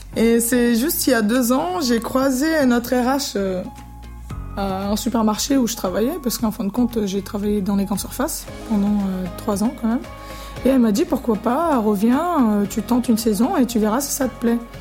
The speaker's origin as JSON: {"language": "French", "country": "Brazil", "moved": "yes", "lives_now": "La Plaine-sur-Mer, France", "said": "vu qu'on vient du Brésil et que j'ai vécu sur une île"}